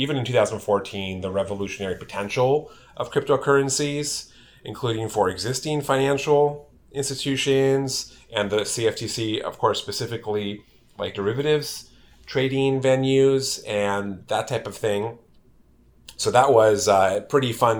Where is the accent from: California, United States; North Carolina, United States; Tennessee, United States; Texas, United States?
California, United States; grew up in California, went to UC Berkeley